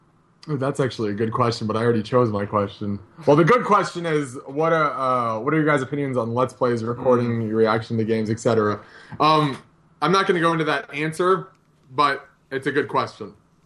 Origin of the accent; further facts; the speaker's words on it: United States; I'm American